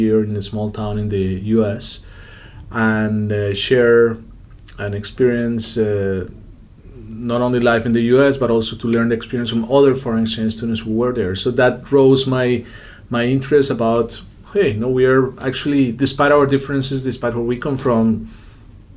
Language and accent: English; Bogota, Colombia; moved away as an adult; also born or lived in United States; now in Spain; for most of us who grew up in big cities in Colombia, I grew up in Bogota